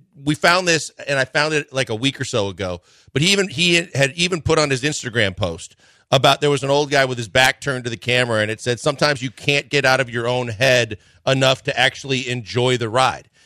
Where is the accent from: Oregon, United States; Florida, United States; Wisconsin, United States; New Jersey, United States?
Wisconsin, United States; I'm from Wisconsin